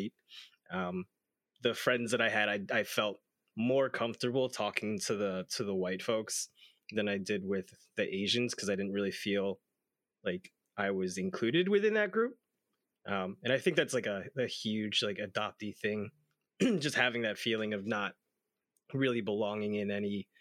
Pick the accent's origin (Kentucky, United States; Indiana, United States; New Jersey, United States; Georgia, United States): New Jersey, United States; Berkeley Heights; moved away as an adult; also born or lived in Seoul, South Korea / Philadelphia, Pennsylvania; I came here when I was 5 months old and was raised in Berkeley Heights, New Jersey